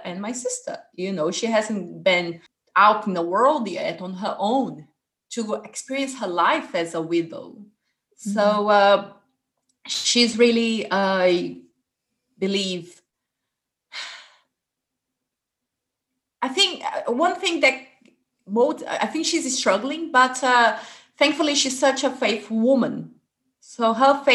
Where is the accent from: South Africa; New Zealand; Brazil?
Brazil; Fortaleza, Ceará; now in England; I was born in Fortaleza, which is in the northeast of Brazil